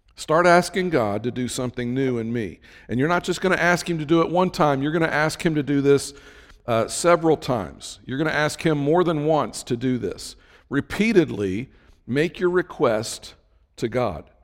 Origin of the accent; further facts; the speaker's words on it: Cincinnati, Ohio, United States; I'm from the Cincinnati area